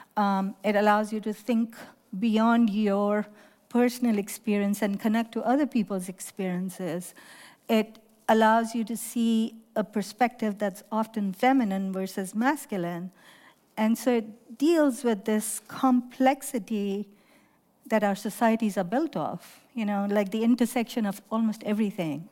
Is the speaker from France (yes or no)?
no; Lahore, Punjab, Pakistan; moved away as an adult; now in United States; I grew up in Pakistan